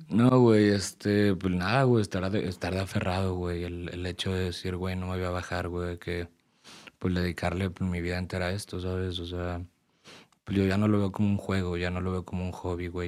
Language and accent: Spanish; Puebla, Mexico; A Ciudad de México siempre voy a representar Puebla y siempre voy a decir de que, güey, yo vengo de Puebla